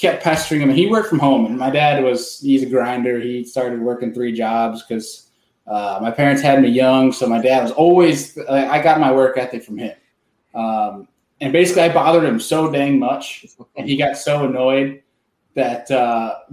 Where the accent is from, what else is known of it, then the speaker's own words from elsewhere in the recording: near Rochester, New York, United States; I grew up no one's gonna know the town name, but for one that people might know is it's Rochester, New York